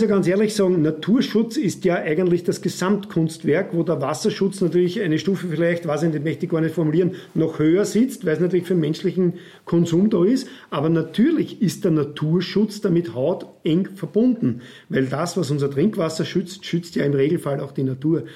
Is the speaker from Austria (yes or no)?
yes; Reichenau an der Rax, Lower Austria, Austria; also born or lived in Vienna; Ich bin ein gebürtiger Reichenau